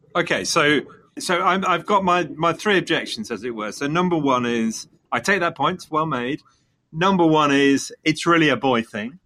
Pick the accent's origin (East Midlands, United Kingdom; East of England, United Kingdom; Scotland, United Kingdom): East Midlands, United Kingdom; Leicester; coming from Leicester, Leicester being my hometown